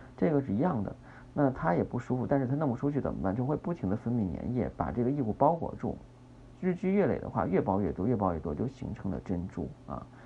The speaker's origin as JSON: {"language": "Chinese", "country": "China", "said": "我们中国人是喜欢红的"}